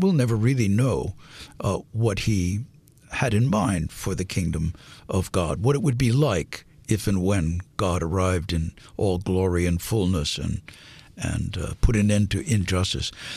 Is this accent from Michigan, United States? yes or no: no; San Francisco, California, United States; I grew up in San Francisco in a working class family in the Mission District